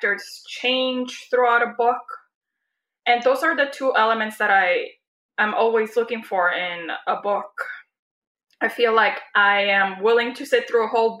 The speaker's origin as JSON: {"language": "English", "country": "Puerto Rico", "tie": "born or raised there", "moved": "yes", "said": "I was born and raised in Puerto Rico"}